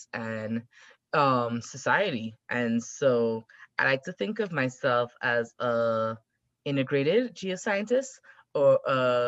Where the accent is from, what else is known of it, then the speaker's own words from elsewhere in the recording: South Trinidad, Trinidad & Tobago; moved away as an adult; also born or lived in Texas / Arkansas / Colorado; now in United States; I actually grew up in South Trinidad